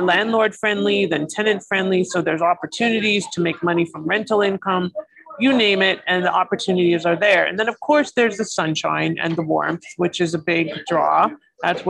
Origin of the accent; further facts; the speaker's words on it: Toronto, Ontario, Canada; moved away as an adult; now in Florida, United States; I'm from Toronto originally. I grew up in the GTA